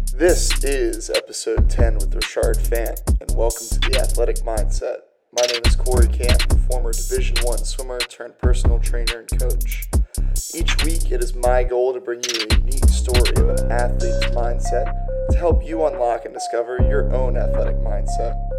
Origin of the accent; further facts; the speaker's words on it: United States; I'm from um, just outside of DC